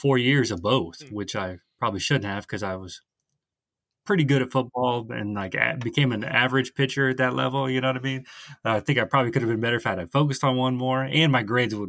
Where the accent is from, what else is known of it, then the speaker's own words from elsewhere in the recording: Southwest Ohio, United States; moved away; also born or lived in Utah; I am from Southwest Ohio, where you see kind of a lot of flat land